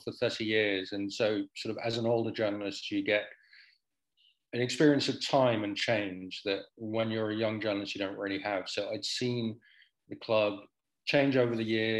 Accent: Netherlands; I grew up in Holland

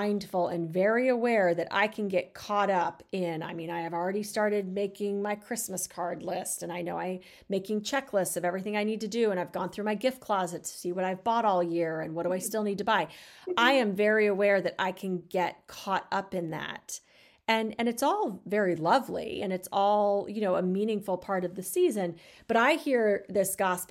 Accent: Arizona, United States; growing up in Arizona

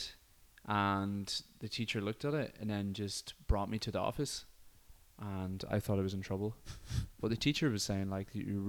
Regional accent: Derry, Northern Ireland, United Kingdom; because I grew up in Derry.

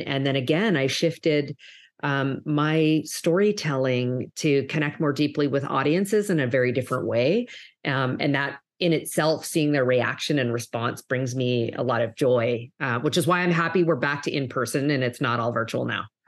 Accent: Canada; now in United States; if you'll hear maybe a bit of an accent, I'm actually originally from Canada, um, but have lived and worked in, in the U S, um, for many years

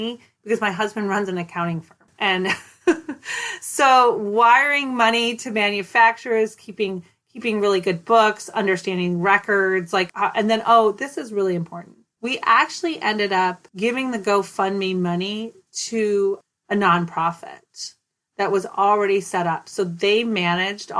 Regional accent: Minneapolis, Minnesota, United States; now in Oakland, United States; I grew up in South Minneapolis. I went to South High

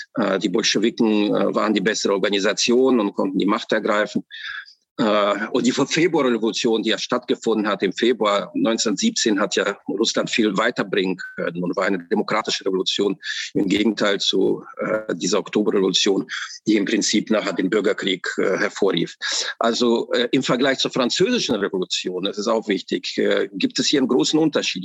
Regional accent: Germany; ich bin in der russischen äh, Immigranten äh, äh, aufgewachsen im Westen in äh, Westdeutschland, äh, in der Bundesrepublik Deutschland

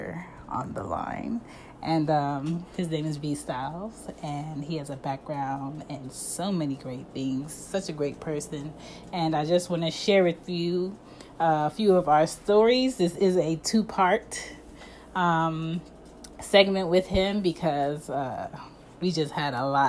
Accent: Philadelphia, Pennsylvania, United States; I'm from Philly

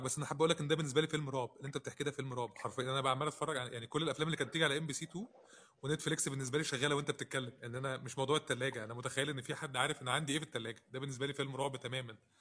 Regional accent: Egypt; عندنا في مصر

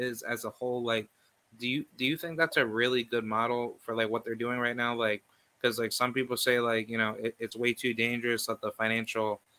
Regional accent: Albany, New York, United States; I'm from Albany, New York

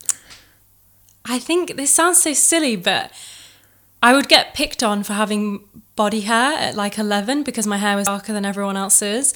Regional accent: Chesterfield, East Midlands, United Kingdom; I was born and bred in Chesterfield

